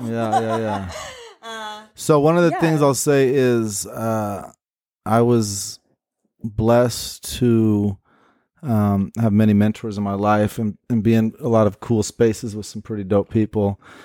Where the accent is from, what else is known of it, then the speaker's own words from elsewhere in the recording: Portland, United States; born and raised in Portland.